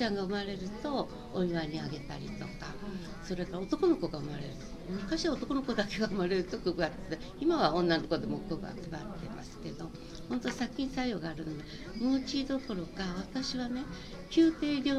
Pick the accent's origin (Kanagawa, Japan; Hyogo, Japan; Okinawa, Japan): Okinawa, Japan; moved away; also born or lived in Tokyo; 沖縄にいる時から赤い色小さい時から赤い洋服着せられていたので